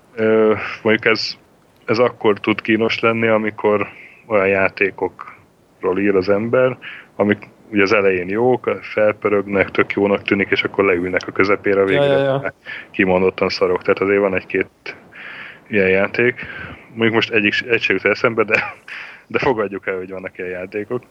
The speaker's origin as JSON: {"language": "Hungarian", "town": "Sopron", "region": "Győr-Moson-Sopron", "country": "Hungary", "tie": "born or raised there", "said": "én Sopronban születtem, meg ott is nőttem fel"}